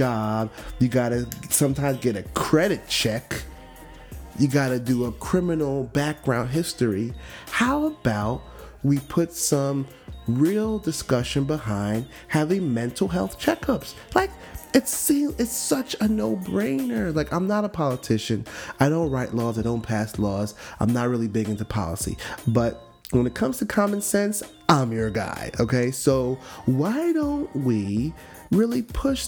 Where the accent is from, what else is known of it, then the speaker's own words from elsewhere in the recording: Miami, Florida, United States; from Miami.